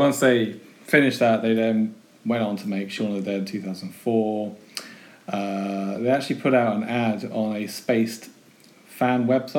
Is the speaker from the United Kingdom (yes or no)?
yes; United Kingdom; we're British.